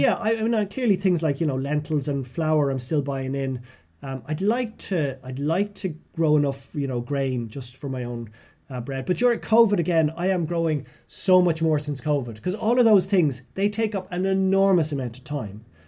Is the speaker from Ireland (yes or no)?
yes; Ireland; also born or lived in Westmeath; I came back to Ireland